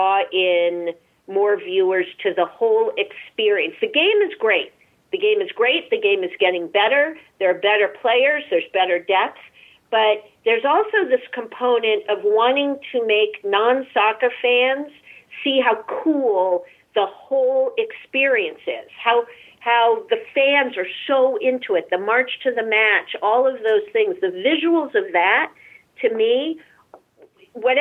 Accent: Massachusetts, United States; I'm born and raised in Massachusetts.

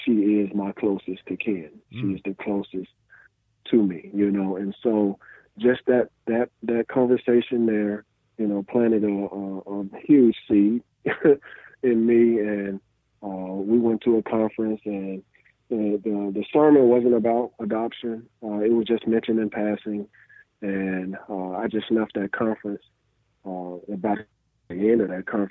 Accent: Birmingham, Alabama, United States; growing up in Birmingham, Alabama

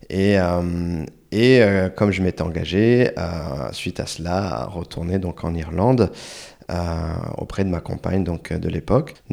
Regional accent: Chile; accent: Chilean; French is a second language; j'ai vite transformé mon accent chilien en accent espagnol. Donc principalement, en fait, on parlait espagnol à la maison.

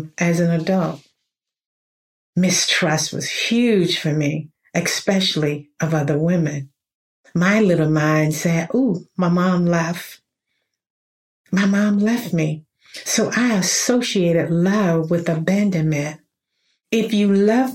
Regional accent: middle Georgia, United States; I was born in Georgia, middle Georgia, to be more exact. You probably hear it in my voice now

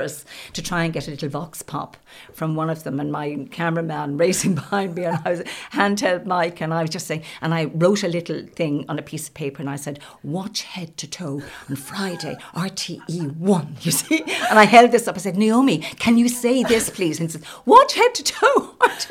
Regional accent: County Louth, Ireland; moved away as an adult; also born or lived in Limerick / Dublin; I was originally from County Louth and back in County Louth now

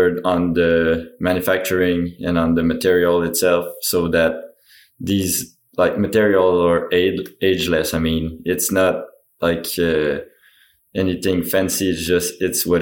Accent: Mont-Sainte-Anne, Quebec, Canada; Born and raised in Mont-Saint-Anne, like trails are rough there, but that's what we like and that's what we grew up enjoying.

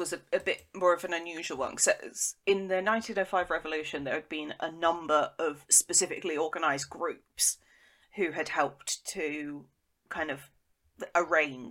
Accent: Devon, South West England, United Kingdom; I'm from Devon

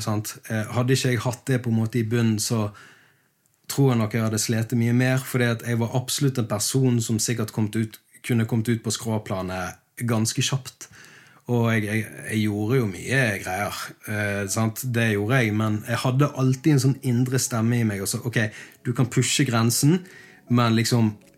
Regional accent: Bergen, Vestland, Norway; moved away as an adult; now in Sørlandet, Norway; eksilbergenser, jeg òg. Jeg er jo eh, blitt sørlending. Det ble jo jeg i 2016

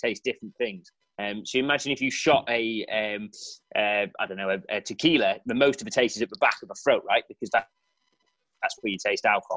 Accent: just outside of Crewe, North West England, United Kingdom; I grew up just outside of Crewe

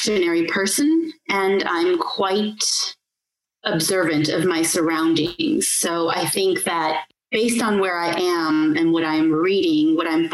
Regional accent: United States; moved away; I hail from America and that's where I studied urban planning

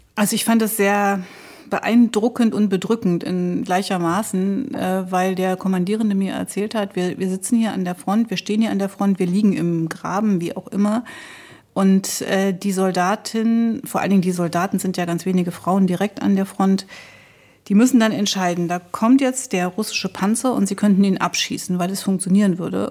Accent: East Germany, Germany; als Ostdeutsche und als Osteuropäer

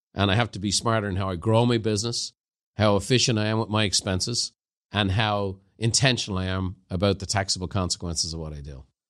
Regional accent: Ireland; growing up in Ireland

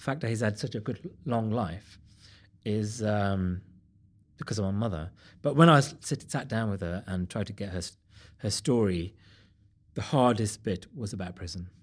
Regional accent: Wolverhampton, West Midlands, United Kingdom; I'm from Wolverhampton.

